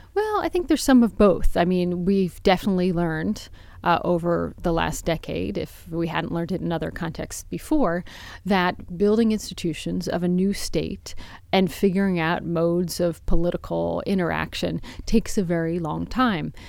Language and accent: English; United States; even as an American